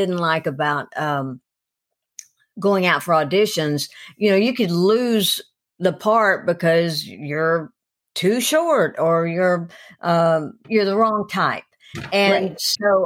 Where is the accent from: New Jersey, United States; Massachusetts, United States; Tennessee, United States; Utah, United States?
Tennessee, United States; Cleveland; moved away as an adult; also born or lived in Atlanta; I'm originally from Cleveland, Tennessee, which is 30 miles up the road